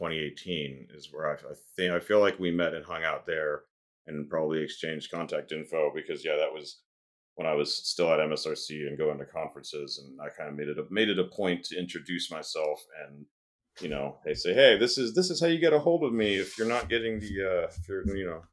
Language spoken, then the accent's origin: English; Hawaii, United States; moved away as an adult; also born or lived in Seattle; I did grow up in Hawaii. I wasn't born there, but I did spend like 12-ish years living there from a small child up until I was 21